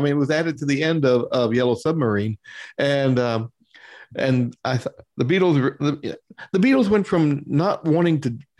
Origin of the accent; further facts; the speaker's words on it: Louisville, Kentucky, United States; I grew up in Louisville, Kentucky.